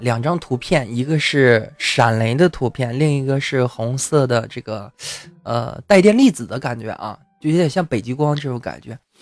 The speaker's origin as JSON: {"language": "Chinese", "country": "China", "said": "我们朝鲜人，朝鲜族啊，中国朝鲜族"}